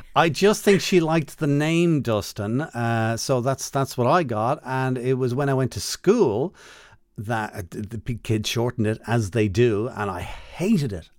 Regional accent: Dublin, Leinster, Ireland; I'm from Dublin

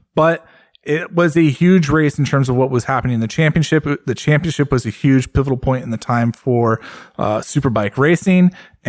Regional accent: United States; especially as an American

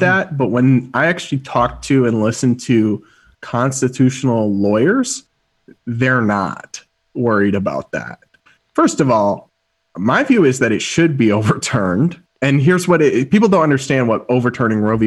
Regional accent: Massachusetts, United States; my home state of Massachusetts

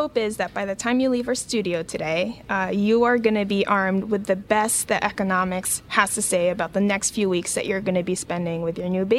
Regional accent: Japan; moved away; I grew up in Japan. I'm Japanese. Mm-hmm. I spent half my life there.

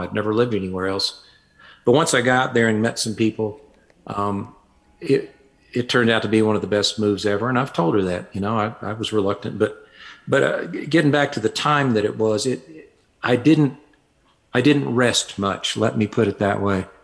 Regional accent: Fayetteville, Arkansas, United States; moved away as an adult; I was born in Fayetteville, Arkansas, grew up there, and lived there until I was about 24

